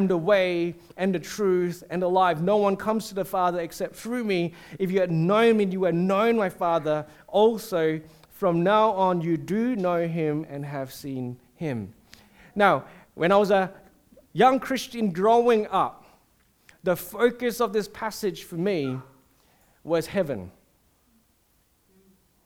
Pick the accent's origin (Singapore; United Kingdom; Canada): Singapore; I'm a Singaporean